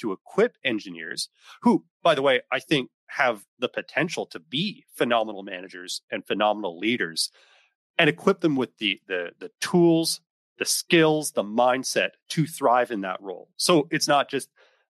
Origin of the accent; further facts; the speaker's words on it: East Coast of Canada, Atlantic Canada, Canada; moved away as an adult; also born or lived in Ontario; I'm from the East Coast of Canada